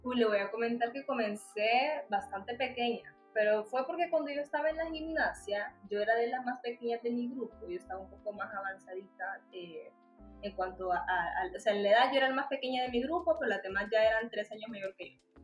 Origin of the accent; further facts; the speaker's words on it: Tegucigalpa, Francisco Morazán, Honduras; nací en Tegucigalpa y aquí crecí